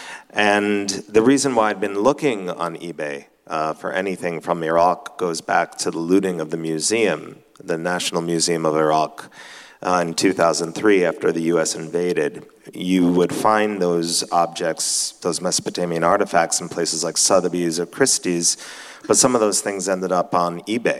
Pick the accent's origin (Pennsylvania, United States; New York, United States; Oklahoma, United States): New York, United States; I was born in New York and grew up in the house that my grandparents came to when they left